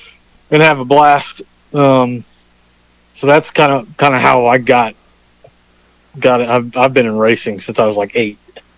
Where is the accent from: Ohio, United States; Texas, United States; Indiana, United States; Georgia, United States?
Ohio, United States; Lima; moved away as an adult; now in Dayton, United States; So right now I'm outside of Dayton. So I guess Eldora is kind of my home track right now. But I grew up in Lima, going to Lima Land